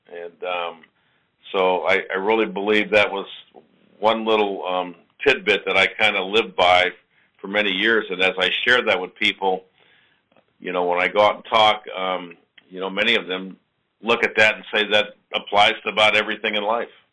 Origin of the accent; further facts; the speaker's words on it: New York, United States; also born or lived in New Orleans, Louisiana; I grew up in New York, and then I was actually born in New Orleans